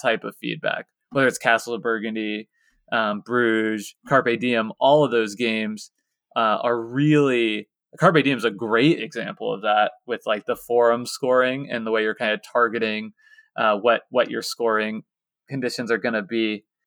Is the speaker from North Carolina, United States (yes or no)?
no; Lawrence, Kansas, United States; my hometown of Lawrence, Kansas